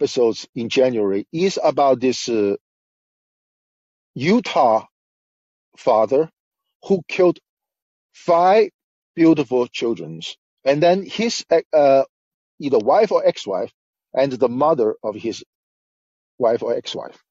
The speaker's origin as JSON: {"language": "English", "country": "China", "tie": "born or raised there", "moved": "yes", "lives_now": "United States", "said": "I grew up near Vietnam in China"}